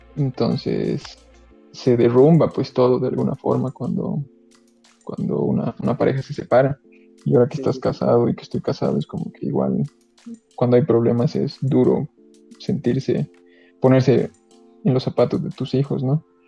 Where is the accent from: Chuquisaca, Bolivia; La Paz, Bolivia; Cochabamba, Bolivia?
Cochabamba, Bolivia; yo soy bien cochalo